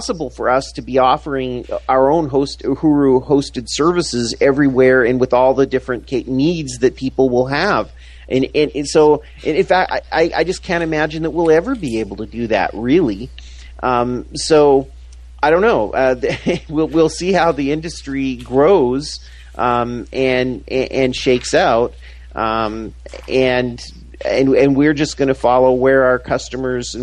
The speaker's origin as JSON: {"language": "English", "country": "Canada", "moved": "yes", "said": "where I'm from Canada originally"}